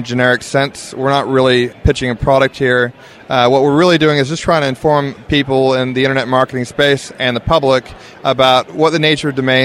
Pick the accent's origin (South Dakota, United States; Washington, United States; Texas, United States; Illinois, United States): Washington, United States; Seattle; moved away as an adult; now in Brisbane, Australia; I'm a previous Yank myself, so I came from Seattle, Washington, and went to Australia about 15 years ago.